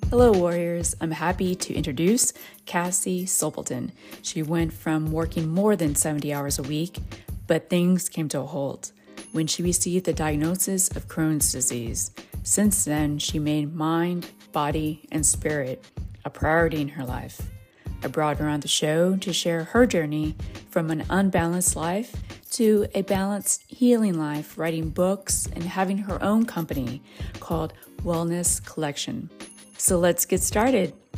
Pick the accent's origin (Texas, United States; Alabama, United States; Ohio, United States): Texas, United States; I'm from Texas